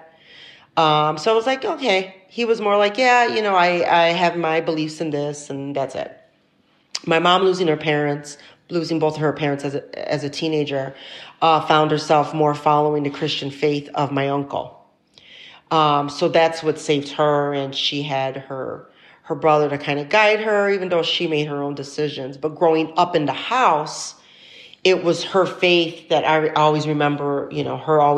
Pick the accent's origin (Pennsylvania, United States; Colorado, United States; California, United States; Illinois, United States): Illinois, United States; Chicago; Growing up in South Chicago definitely made me stronger